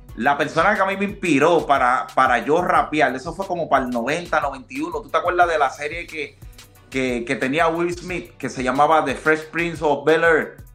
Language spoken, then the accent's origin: Spanish; Puerto Rico; moved away as an adult; also born or lived in Dominican Republic; now in United States; Yo soy dominicano. Ah, yo nací, nací en la República Dominicana y como a los ocho años de edad, pues me mudé con mi papá para Puerto Rico y de los ocho años, pues siempre viví mi vida en Puerto Rico